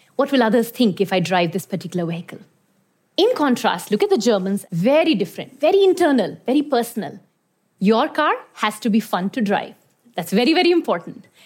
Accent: Iran; moved away; also born or lived in India; I was born in India, but I grew up in Iran

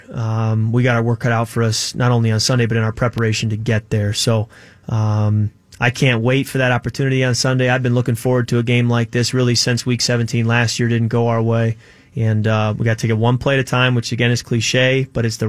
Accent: Chicago, Illinois, United States; moved away; also born or lived in Michigan; I grew up in Chicago

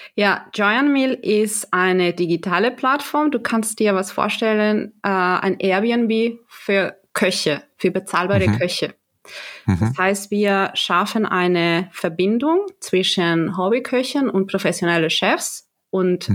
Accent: Galicia, Spain; German is a second language; now in Germany; ich komme aus Galicia, das ist im mhm. Nordwesten

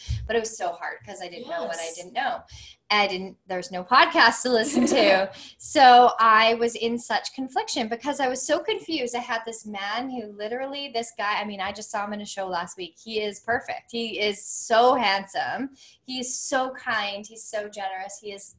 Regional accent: North Vancouver, British Columbia, Canada; when I was with my friends that I grew up with in North Van, they were all starting to get married.

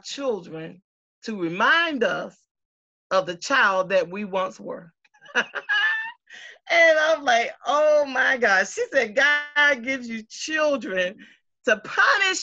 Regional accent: Moultrie, Georgia, United States; moved away as an adult; also born or lived in Africa; growing up in Moultrie

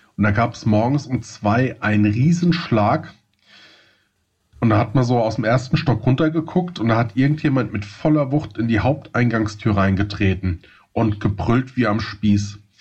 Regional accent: Hesse, Germany; accent: Hessian; man hört es glaube ich so ein bisschen an, mein, an meinem ähm, ähm an Accent. meinem Slang. äh, ich komme aus dem Hessischen.

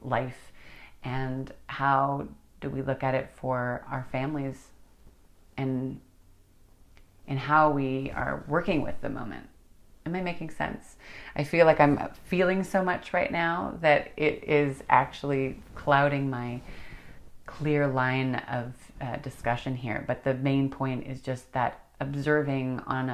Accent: United States; being an American, we're all immigrants

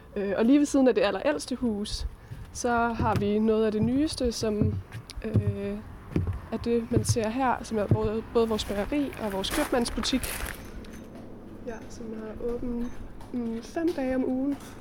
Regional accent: Hjortshøj, Central Denmark Region, Denmark; moved away as an adult; also born or lived in Copenhagen / Oaxaca; bor jeg lige nogle måneder her i mit barndomshjem

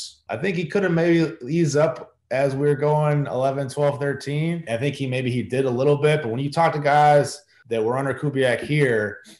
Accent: Chicago, Illinois, United States; moved away; as a kid growing up in Chicago

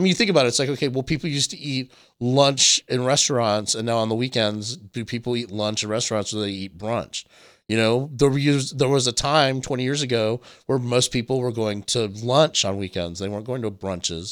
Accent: Myrtle Beach, South Carolina, United States; the one gay bar in the town where I grew up in Myrtle Beach

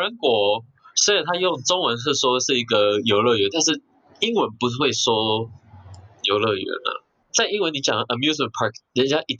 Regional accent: United States; now in Taiwan; 因为我不是在这里长大，所以我的观念还是很多像美国人的。

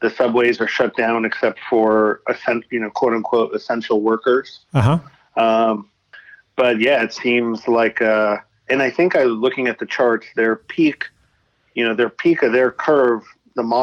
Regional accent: outside New York City, United States; I was born outside New York City.

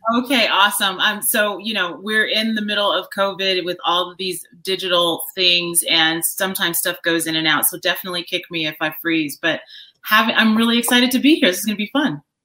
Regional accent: Chicago, Illinois, United States; moved away; I grew up on the south side of Chicago. I've moved around a bit, but that's that's my hometown

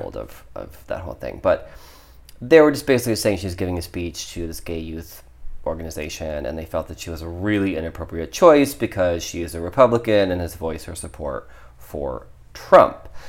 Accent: Ohio, United States; I grew up in Ohio

